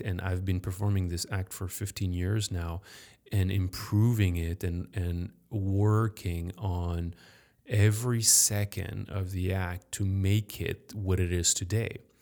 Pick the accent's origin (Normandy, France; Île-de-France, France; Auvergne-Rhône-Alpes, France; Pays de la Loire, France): Île-de-France, France; Paris; now in Chicago, United States; I grew up in Paris